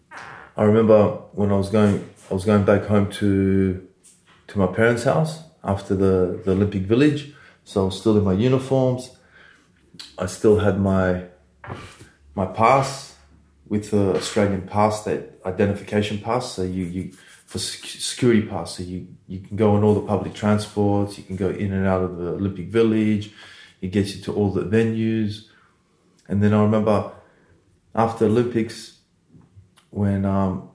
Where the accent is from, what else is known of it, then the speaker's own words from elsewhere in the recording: Odesa, Odesa Oblast, Ukraine; moved away; I was born in Odessa, Ukraine. I was born in Russia.